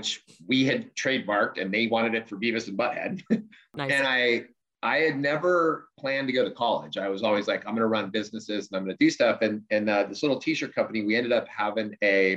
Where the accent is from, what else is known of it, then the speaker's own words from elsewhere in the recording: Southern California, United States; Born and raised in Southern California, lived here my whole life